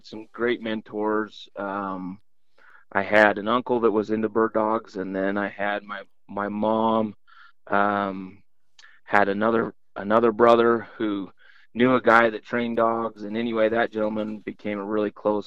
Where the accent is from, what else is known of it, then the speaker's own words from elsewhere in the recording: southern Utah, United States; Born and raised in Utah, southern Utah.